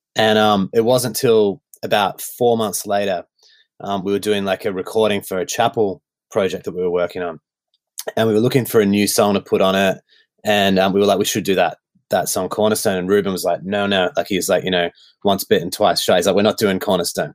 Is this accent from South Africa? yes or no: no; Melbourne, Victoria, Australia; I grew up in uh, Melbourne, Victoria, in the northwestern suburbs